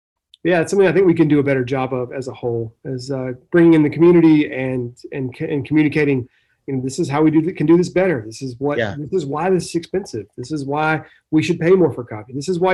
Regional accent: the South, United States; I come from the South, the southern part of the United States, and hospitality is a huge part of my culture historically.

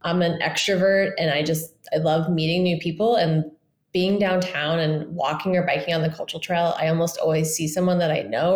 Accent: Indianapolis, Indiana, United States; moved away as an adult; also born or lived in Bay Area; I was born and raised in Indianapolis

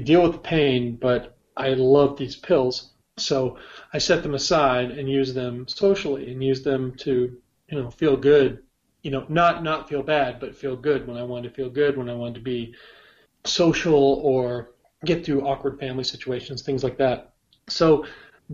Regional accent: Bellevue, Washington, United States; moved away; also born or lived in Gainesville / Seattle / Jacksonville / San Diego; I'm from Bellevue originally

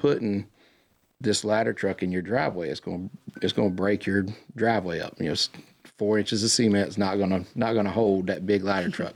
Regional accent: Cornelius, North Carolina, United States; I grew up on Zion Street in Cornelius

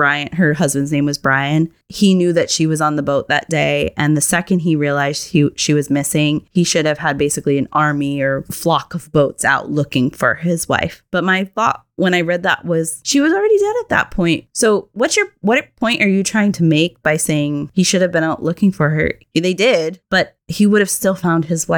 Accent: Massachusetts, United States; I'm from Massachusetts

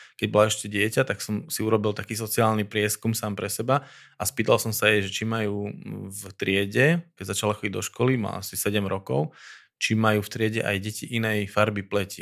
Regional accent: Slovakia; že tu sme Slováci

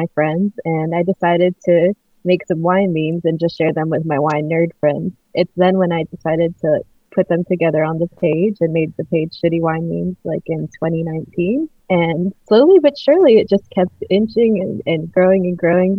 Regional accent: Miami, Florida, United States; I grew up in Miami, like a very hot, humid place

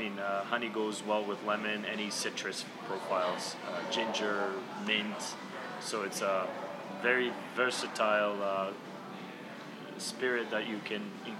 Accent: Croatia; also born or lived in Bosnia and Herzegovina; My brother and I grew up in Croatia, Bosnia.

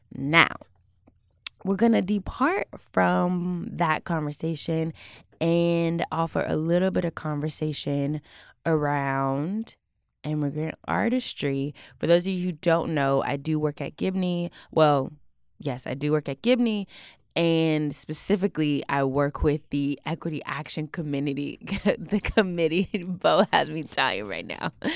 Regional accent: Houston, Texas, United States; I'm from Houston

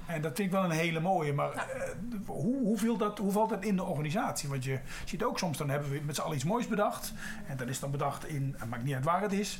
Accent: Netherlands; als Nederlanders zijn we

